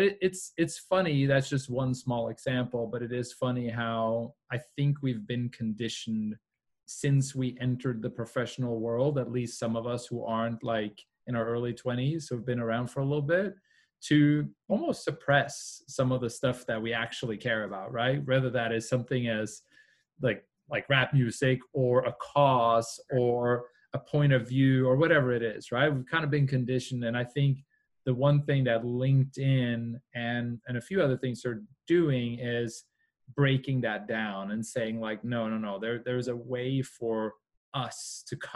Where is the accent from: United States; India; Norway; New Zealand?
Norway; I grew up in Norway